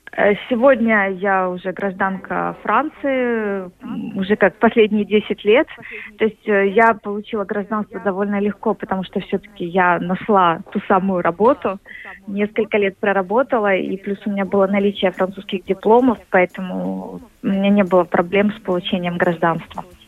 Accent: Kyiv, Ukraine; moved away as an adult; now in Paris, France; я родилась в Киеве и на самом деле уже не возвращалась туда два года

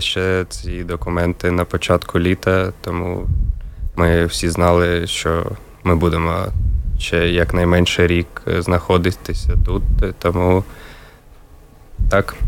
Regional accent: Kharkiv, Kharkiv Oblast, Ukraine; now in Riga, Latvia; я з Харкова, родина вся була в Харкові

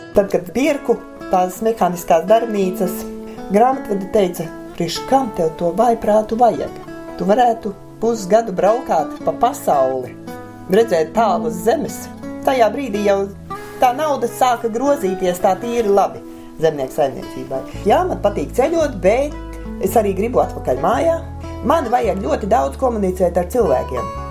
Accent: Liepupe Parish, Limbaži Municipality, Latvia; Es esmu dzimusi, augusi tepatās Gigantos, šoseis malā.

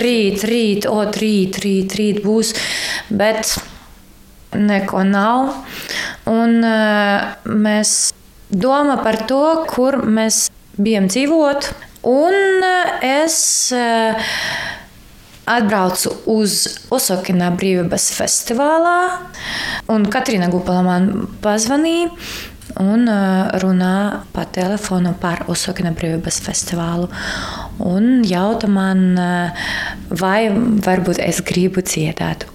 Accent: Kharkiv, Kharkiv Oblast, Ukraine; Latvian is a second language; moved away as an adult; now in Latvia; mēs no Harkivā

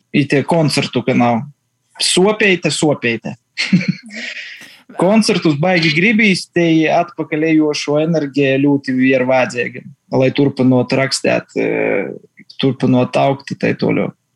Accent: Ludza, Ludza Municipality, Latvia; visi mēs esam mīkoši zāni no Lūdzes, no Latvijas

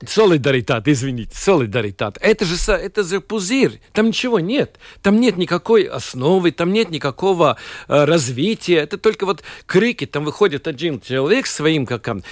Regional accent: Latvia; я латыш

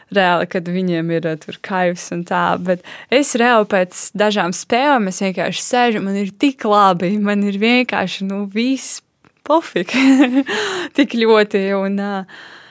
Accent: Latvia; es esmu no Latvijas

